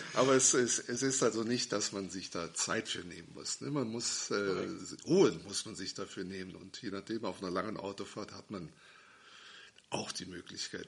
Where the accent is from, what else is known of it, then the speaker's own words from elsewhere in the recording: Schwalmtal, Germany; moved away; Ich bin also wieder in meine alte Heimat zurückgezogen, nach Schwalmtal